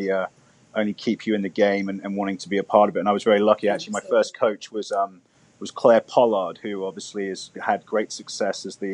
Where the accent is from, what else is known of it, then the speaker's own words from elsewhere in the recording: London, United Kingdom; now in United States; I grew up very close to Wimbledon